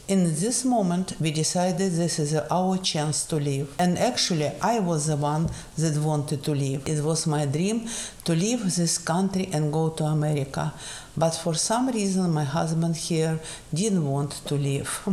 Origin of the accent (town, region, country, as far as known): Russia; first language Russian; English is a second language; moved away as an adult; also born or lived in Austria / Italy; now in United States